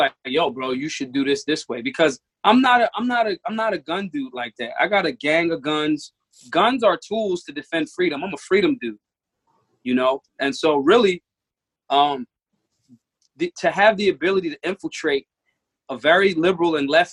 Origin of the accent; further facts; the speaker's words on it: Philadelphia, Pennsylvania, United States; I'm hood. I'm from North Philly.